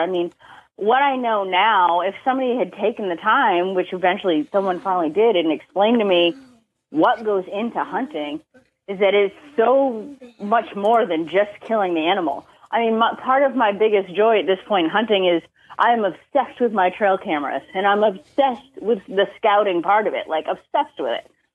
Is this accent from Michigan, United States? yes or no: no; Boston, Massachusetts, United States; moved away as an adult; also born or lived in New Hampshire; now in Virginia, United States; I grew up Massachusetts, um, spent most of my life there